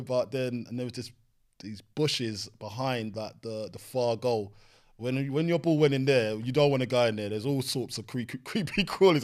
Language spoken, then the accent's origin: English; London, United Kingdom; I grew up on Green Dragon Estate next to Brentford Griffin Park